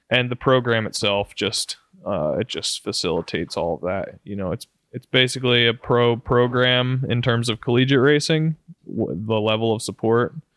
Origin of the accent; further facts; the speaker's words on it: Roanoke, Virginia, United States; Roanoke, right in my hometown